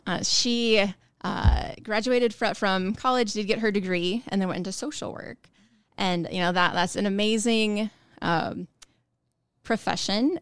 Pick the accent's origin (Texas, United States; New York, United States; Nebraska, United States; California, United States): Nebraska, United States; Ralston; I'm from Omaha area, Ralston, more specifically.